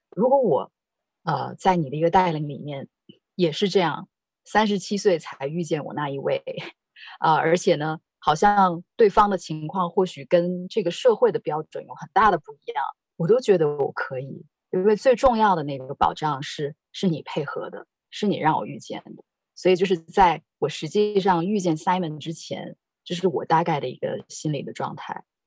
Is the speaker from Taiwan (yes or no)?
no; China; moved away; 我是在，啊，大陆长大的